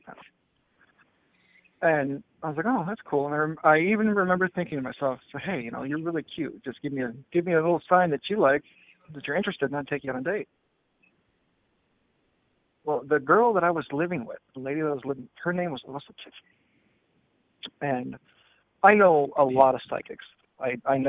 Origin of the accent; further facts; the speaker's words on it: Port Huron, Michigan, United States; moved away as an adult; I'm originally from Michigan, from Port Huron, Michigan